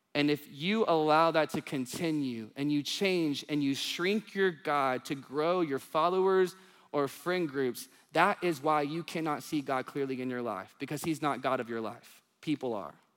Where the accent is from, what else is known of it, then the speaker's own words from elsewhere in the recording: Union Grove, Texas, United States; now in Dallas, United States; my hometown, it says Union Grove, population four hundred sixty-one